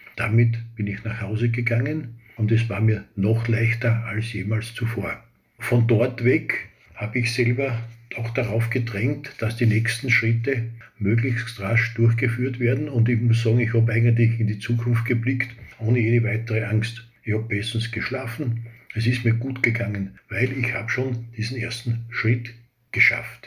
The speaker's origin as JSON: {"language": "German", "country": "Austria", "accent": "Austrian dialect", "said": "Wie Sie wahrscheinlich von meinem Dialekt her hören, bin ich ein Österreicher, also ein Ösi"}